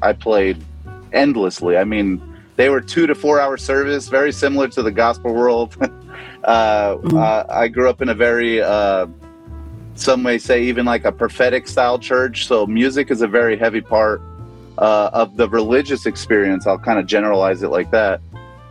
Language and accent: English; New Jersey, United States; I was born in New Jersey